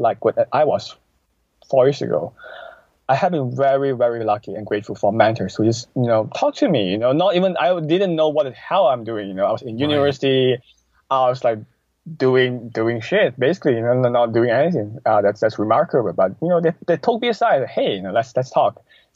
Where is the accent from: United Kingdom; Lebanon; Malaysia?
Malaysia; moved away; also born or lived in Canada; I moved back from Canada 2 months ago. So I'm now back in Malaysia, so where I was from